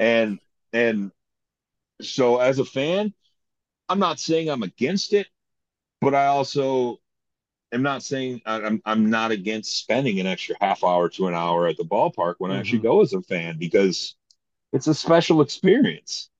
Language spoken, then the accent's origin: English; Toledo, Ohio, United States; now in Columbus, United States; didn't grow up in Columbus. I grew up in the Toledo area